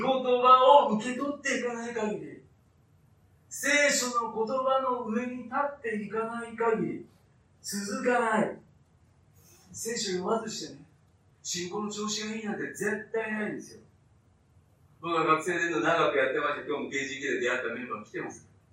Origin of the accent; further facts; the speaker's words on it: Fukuchiyama, Kyoto, Japan; 私は京都の福知山という田舎で生まれ育って